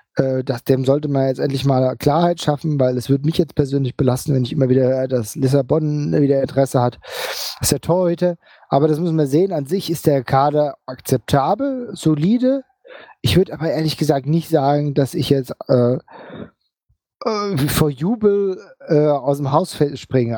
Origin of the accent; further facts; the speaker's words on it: Frankfurt am Main, Hesse, Germany; als Frankfurter muss ich das zugeben